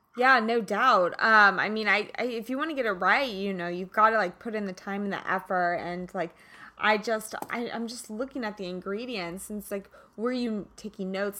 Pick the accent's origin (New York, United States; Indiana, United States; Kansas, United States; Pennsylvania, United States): Kansas, United States; moved away; I'm originally from Kansas